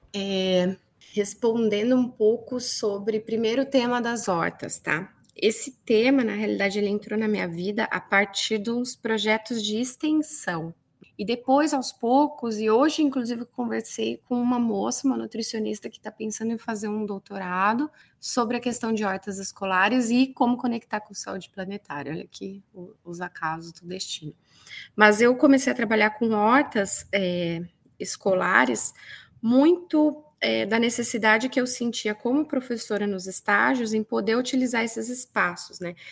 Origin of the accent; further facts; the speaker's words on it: Rio Grande do Sul, Brazil; eu sou aqui do Rio Grande do Sul